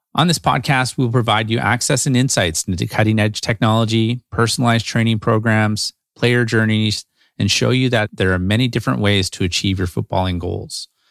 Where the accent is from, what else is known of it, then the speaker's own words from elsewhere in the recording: Vancouver, British Columbia, Canada; Growing up in Vancouver, we were fortunate enough to have pretty mild winters